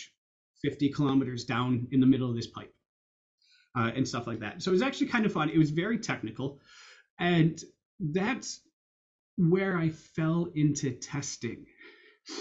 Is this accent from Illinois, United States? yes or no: yes; Chicago, Illinois, United States; moved away as an adult; also born or lived in Iowa / Edinburgh, Scotland; you can tell by the accent, I grew up in the US, I grew up in Chicago